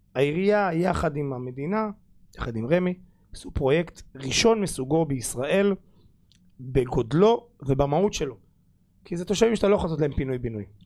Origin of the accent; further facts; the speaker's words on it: Rishon LeZion, Central District, Israel; אני גדלתי ברוביץ', אחלה שכונה.